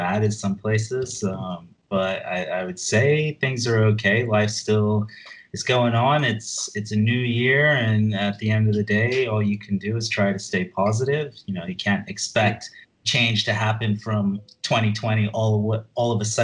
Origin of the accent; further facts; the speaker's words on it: Hong Kong; I'm from Hong Kong, and here we have a convenience store called Park and Shop